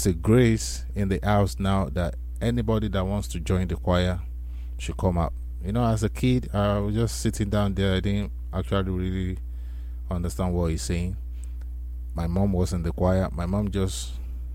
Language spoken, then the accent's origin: English; Nigeria; I am originally from Nigeria, likewise my parents too